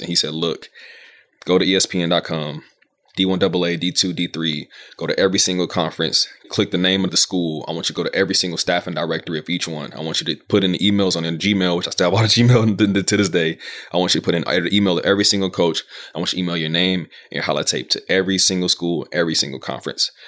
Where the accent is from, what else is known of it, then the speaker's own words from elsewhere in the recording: Georgia, United States; moved away; I'm from Georgia.